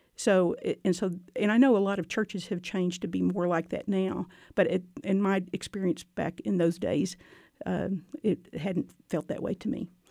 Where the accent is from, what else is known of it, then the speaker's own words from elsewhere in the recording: Gatesville, Texas, United States; moved away as an adult; also born or lived in Northern Virginia; now in Waco, United States; I grew up in Gatesville, Texas